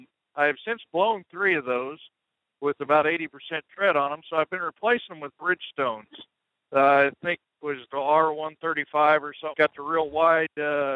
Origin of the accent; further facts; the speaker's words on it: Alberta, Canada; The southern part, the Oklahoma part.